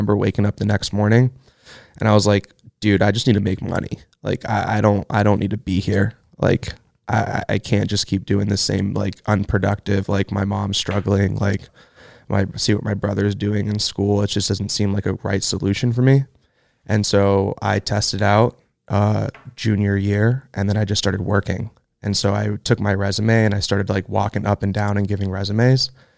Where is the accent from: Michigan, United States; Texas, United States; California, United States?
California, United States; Los Angeles; I grew up a lot of places. We bounced around a lot growing up, but I would say I spent the most time in Los Angeles. So at this point, it's like I'm from LA.